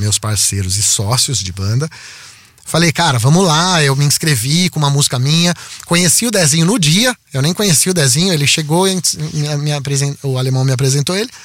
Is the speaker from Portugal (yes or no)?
no; Piracicaba, São Paulo, Brazil; eu nasci em São Paulo e, e com um ano eu fui para Piracicaba